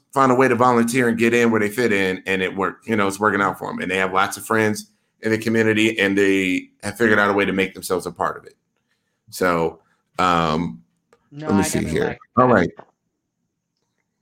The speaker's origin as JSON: {"language": "English", "town": "Milwaukee", "region": "Wisconsin", "country": "United States", "said": "I am from Milwaukee, Wisconsin"}